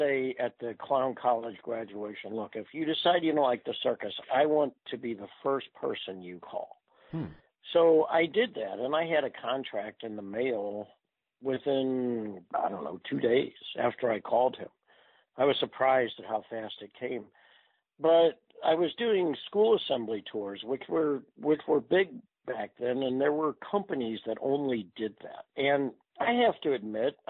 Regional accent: University City, Missouri, United States; I was raised in University City.

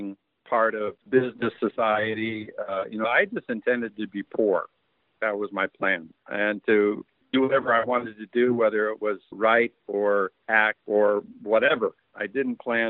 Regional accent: San Francisco, California, United States; I was born in San Francisco, and my parents were very young. We kind of all grew up together.

